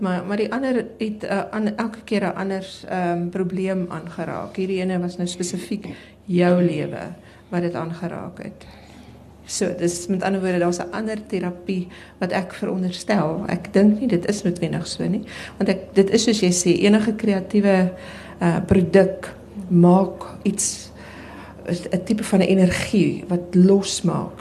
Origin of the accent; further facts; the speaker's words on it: South Africa; my reis in in in Suid-Afrika as as wit Afrikaner vrou